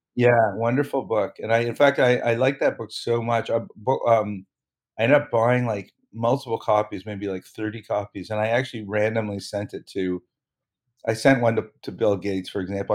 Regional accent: Toronto, Ontario, Canada; I grew up in Toronto

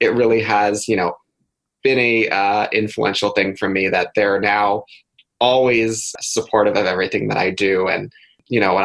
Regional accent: Thousand Oaks, California, United States; So I grew up in Thousand Oaks, California, which is outside of Los Angeles

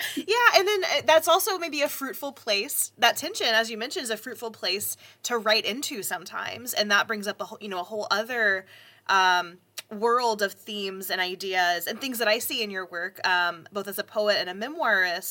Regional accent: the South, United States; I grew up in the South

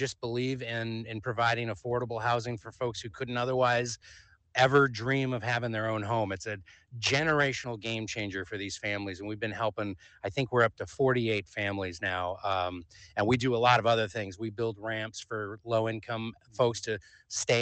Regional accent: Portland, Oregon, United States; I grew up in the Portland area, but my dad lived in San Diego for the bulk of my growing up years, and I'd go down to visit him.

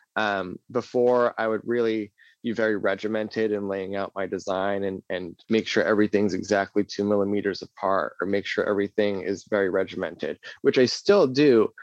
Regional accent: New England, United States; also born or lived in New Hampshire / Salem, Massachusetts; New England, uh, I, it's just something I really enjoy. I've been here my whole life

